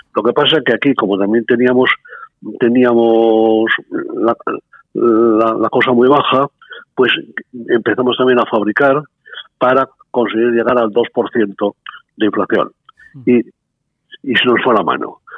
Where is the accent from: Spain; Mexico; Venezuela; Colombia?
Spain; soy el único español